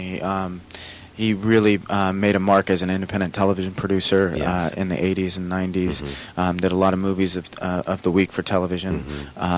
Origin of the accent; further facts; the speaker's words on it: Los Angeles, California, United States; also born or lived in New York; I'm born and raised here